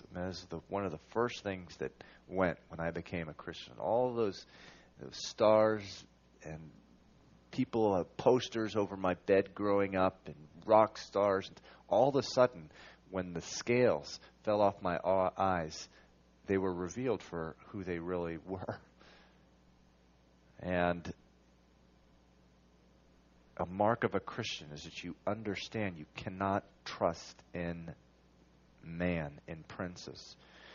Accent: Venezuela; now in Massachusetts, United States; I was born here in Massachusetts. I moved away when I was 9. I moved to Venezuela

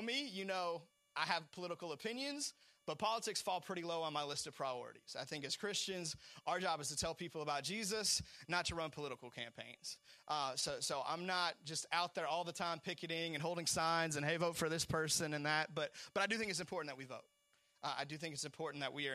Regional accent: United States; I was born in America

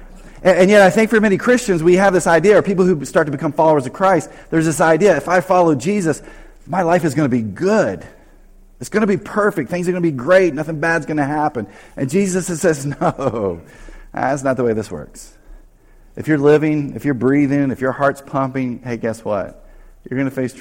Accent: North Carolina, United States; moved away; I grew up in North Carolina

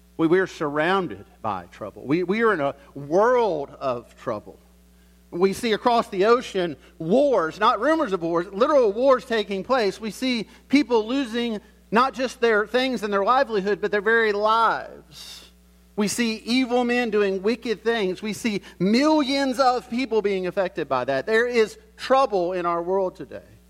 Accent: the South, United States; I grew up in the South

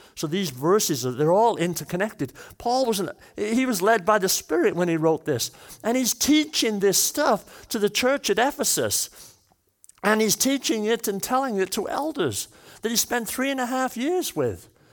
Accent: Wales, United Kingdom; I'm Welsh

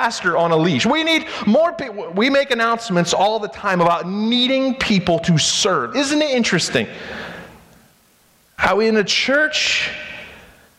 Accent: United States; we as American Christians

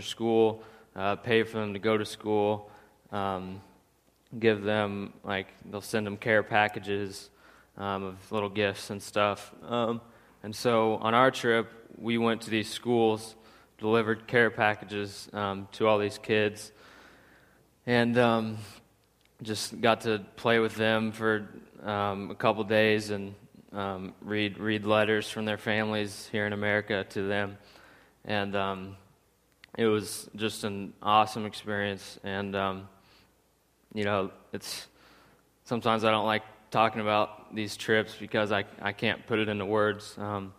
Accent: St. Joseph, United States; I grew up here in St. Joe

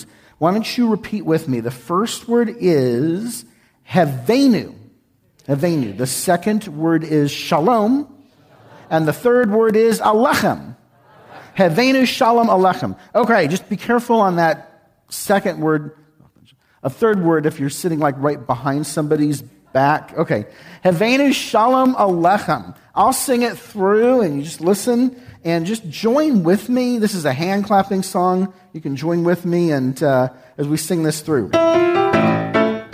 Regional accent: San Antonio, Texas, United States; moved away; I was born and raised in San Antonio

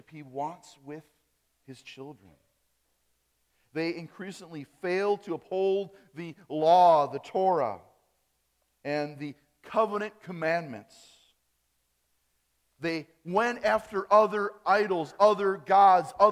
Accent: Appleton, Wisconsin, United States; accent: German accent; I grew up in Wisconsin, Appleton, Wisconsin. On that side of Wisconsin, we have more of a German accent

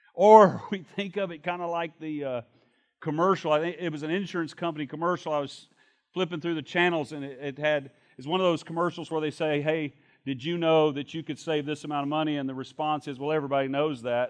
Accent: Shreveport, Louisiana, United States; When I was a young man growing up in Shreveport, Louisiana

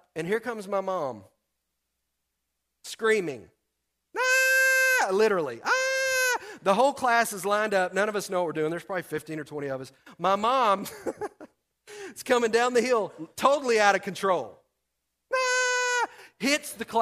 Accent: Texas, United States; I'm from Texas

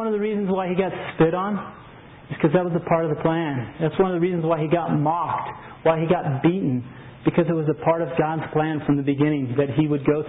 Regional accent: New Mexico, United States; I'm from New Mexico

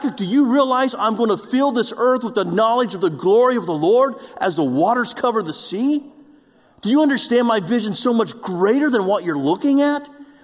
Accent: Oklahoma, United States; moved away; I'm from Oklahoma, and we don't have mountains in Oklahoma.

